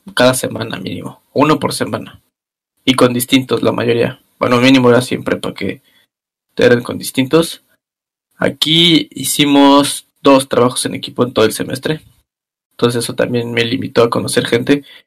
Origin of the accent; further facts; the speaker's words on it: Mexico; moved away as an adult; now in Germany; mi querido México